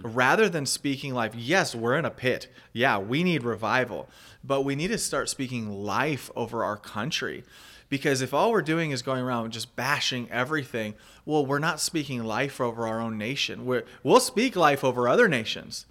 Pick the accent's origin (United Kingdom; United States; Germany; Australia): United States; moved away as an adult; also born or lived in Panama / Mexico; as an American myself, a, and as a missionary who I lived overseas for fifteen plus years, and just recently came back to the States